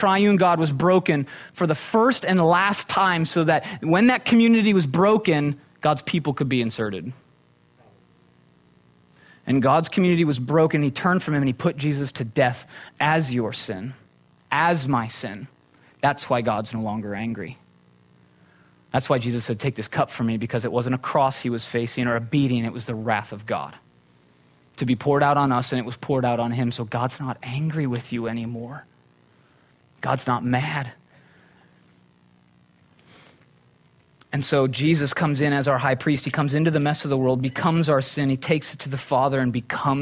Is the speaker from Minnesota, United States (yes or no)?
yes; Minnesota, United States; now in Conejo Valley, United States; I'm from Minnesota